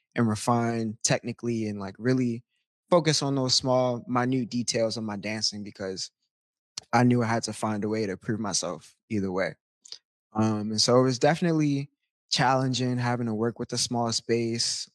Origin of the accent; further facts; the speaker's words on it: Baltimore, Maryland, United States; moved away; I'm from Baltimore, Maryland, originally, born and raised